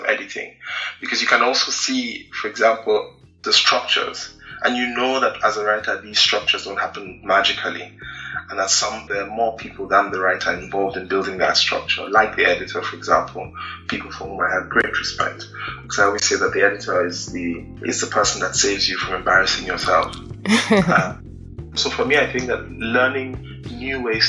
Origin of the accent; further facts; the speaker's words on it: Nigeria; as a Nigerian, as a Black person